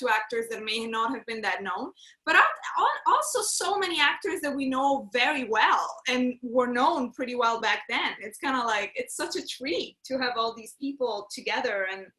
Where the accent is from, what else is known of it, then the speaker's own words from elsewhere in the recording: London, United Kingdom; I'm from London!